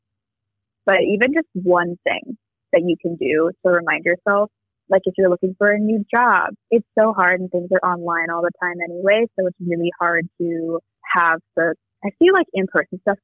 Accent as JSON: {"language": "English", "town": "Champaign-Urbana", "region": "Illinois", "country": "United States", "tie": "born or raised there", "moved": "as an adult", "lives_now": "Chicago, United States", "said": "I grew up in Champaign-Urbana"}